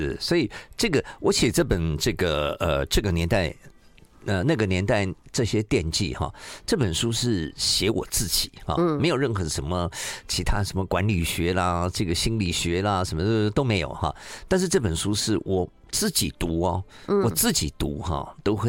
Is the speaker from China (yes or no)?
yes; Shandong, China; 赵玉清女士在我们山东人里面哈相当有名哈